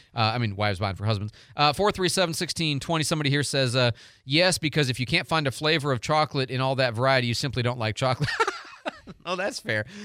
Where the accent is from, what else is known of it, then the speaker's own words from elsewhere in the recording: Pontiac, Michigan, United States; now in Pensacola, United States; I was born in the Detroit area, Pontiac actually, and so I was raised as a Pistons, Tigers, Red Wings, and Lions